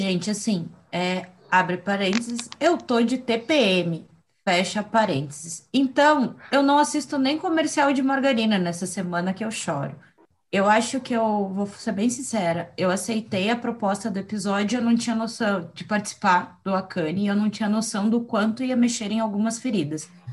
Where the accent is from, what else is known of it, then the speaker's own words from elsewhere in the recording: Curitiba, Paraná, Brazil; eu fui criada, assim, eu vivi boa parte da minha infância, juventude, enfim, em Curitiba